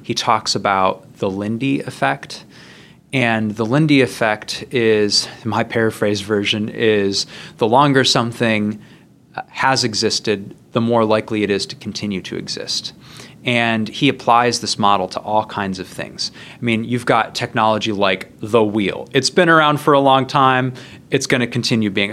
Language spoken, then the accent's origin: English; Midwest, United States; I grew up in the Midwest.